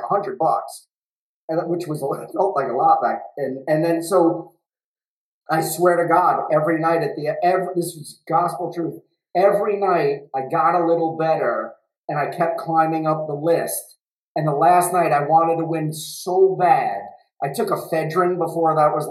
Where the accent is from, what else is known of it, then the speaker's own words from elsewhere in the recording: New York City, New York, United States; I come from Brooklyn. I come literally from, like, not really the, like, Goodfellas, but my neighborhood in Bensonhurst, and I grew up in, like, Brighton Beach, Bensonhurst, Bay Ridge